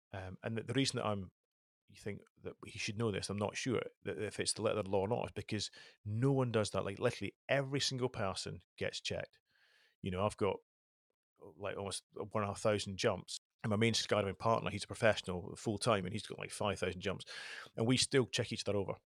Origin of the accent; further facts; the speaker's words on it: the Highlands, Scotland, United Kingdom; I was brought up in the Highlands